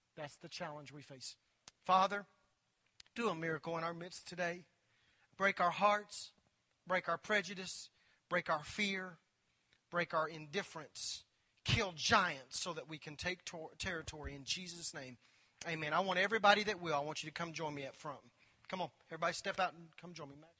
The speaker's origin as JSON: {"language": "English", "town": "Anadarko", "region": "Oklahoma", "country": "United States", "tie": "born or raised there", "said": "I grew up in Anadarko, Oklahoma. Told you I was a redneck. Grew up in Anadarko, Oklahoma. Little bitty town in West Oklahoma"}